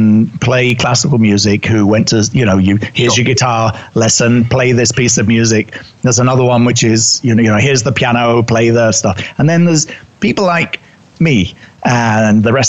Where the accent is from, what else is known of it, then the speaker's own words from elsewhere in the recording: United Kingdom; accent: English; moved away as an adult; also born or lived in New York City; You can tell by my accent, I'm originally British